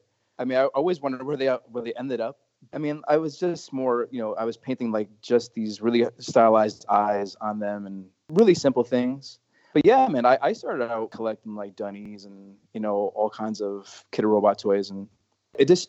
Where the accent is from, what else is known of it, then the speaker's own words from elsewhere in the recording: Connecticut, United States; I've born and raised in Connecticut and live in New Haven